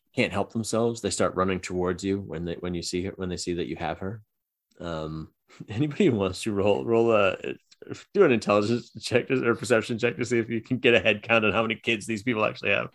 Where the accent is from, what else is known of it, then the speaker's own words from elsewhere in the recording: Boston, Massachusetts, United States; we're from Boston